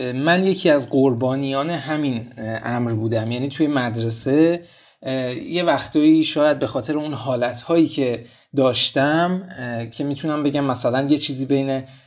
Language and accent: Persian; Tehran, Tehran Province, Iran; من توی منطقه هفت تهران بزرگ شدم